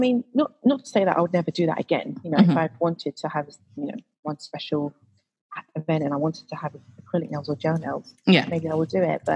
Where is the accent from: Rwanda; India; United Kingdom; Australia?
United Kingdom; Croydon, London; I actually grew up in Croydon